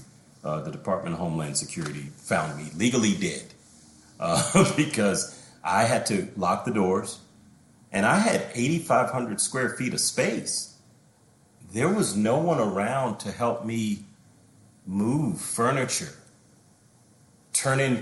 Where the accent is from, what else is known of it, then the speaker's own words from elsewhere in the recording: United States; as an American